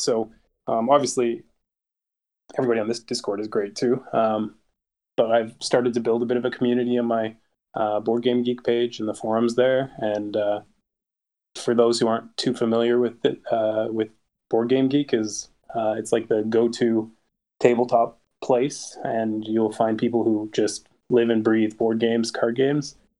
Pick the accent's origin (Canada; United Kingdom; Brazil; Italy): Canada; I'm Canadian